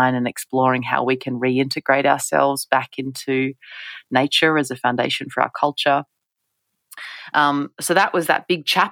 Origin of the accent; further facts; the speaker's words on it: Western Australia, Australia; when I was a kid myself growing up in Western Australia.